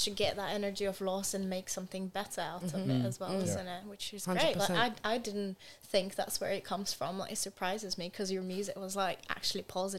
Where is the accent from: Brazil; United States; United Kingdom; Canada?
Brazil; moved away; I'm from Brazil.